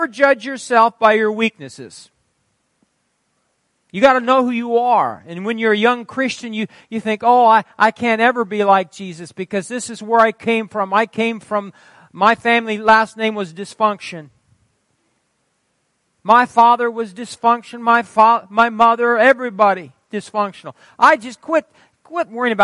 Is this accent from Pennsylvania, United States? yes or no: no; Fairbury, Nebraska, United States; moved away; I was from Fairbury. We were different down there